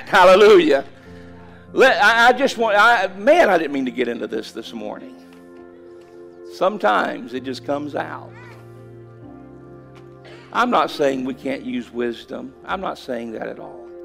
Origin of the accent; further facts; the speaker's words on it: Callahan, United States; this little church in my hometown, Callahan